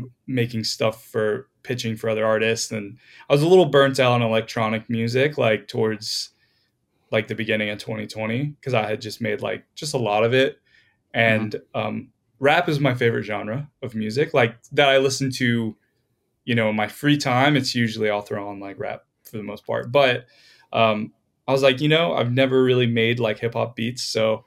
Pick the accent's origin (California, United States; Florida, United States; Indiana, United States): Florida, United States; moved away as an adult; now in Los Angeles, United States; I moved out to LA like 5 years ago. I'm from Florida originally.